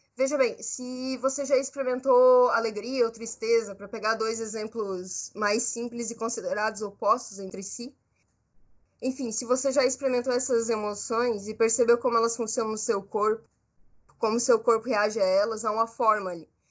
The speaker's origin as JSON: {"language": "Portuguese", "country": "Brazil", "said": "Eu sou brasileira, eu sou jovem, artista"}